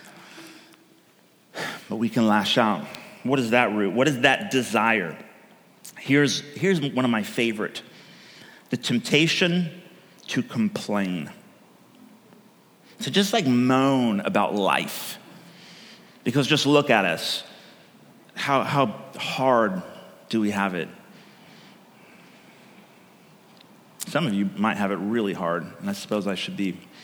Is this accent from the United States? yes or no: yes; California, United States; now in Oregon, United States; I come from California